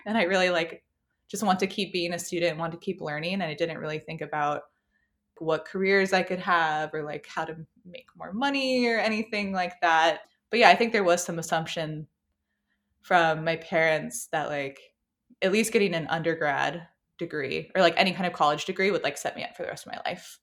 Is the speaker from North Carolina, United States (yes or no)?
yes; Apex, North Carolina, United States; I grew up in Apex